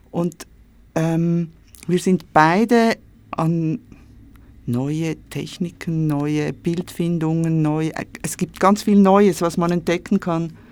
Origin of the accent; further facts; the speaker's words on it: Switzerland; Ich bin in der Schweiz geboren und aufgewachsen.